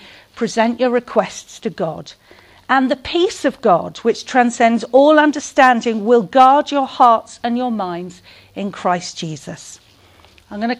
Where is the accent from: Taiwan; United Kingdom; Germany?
United Kingdom; St Albans, East of England; I'm from St Albans in Hertfordshire